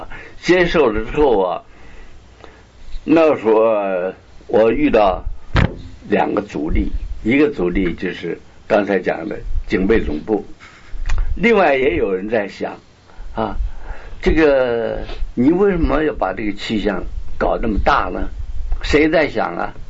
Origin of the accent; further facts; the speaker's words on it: Beijing, China; moved away; 因为我是北京人嘛，这样。不过在外面流浪很久，并不是纯粹是北京话啊。